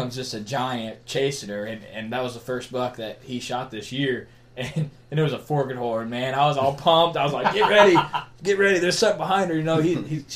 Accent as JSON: {"language": "English", "region": "Missouri", "country": "United States", "said": "I come from Missouri"}